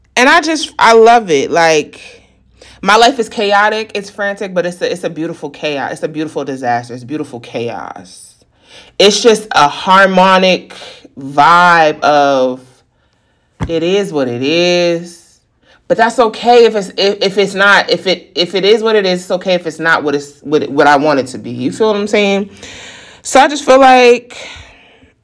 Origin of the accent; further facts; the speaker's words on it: the North, United States; now in the South, United States; I'm a Northerner.